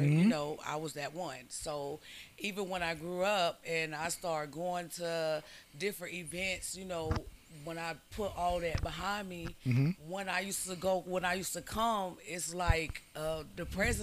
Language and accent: English; Lakeland, Florida, United States; also born or lived in Winter Haven, Florida / Tallahassee, Florida / New York; I am from Polk County